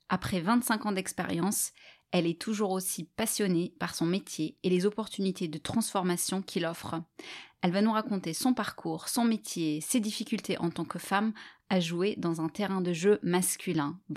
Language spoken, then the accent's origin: French; Bordeaux, Nouvelle-Aquitaine, France; moved away as an adult; also born or lived in Marseille / Germany; now in Luxembourg; je suis née à Bordeaux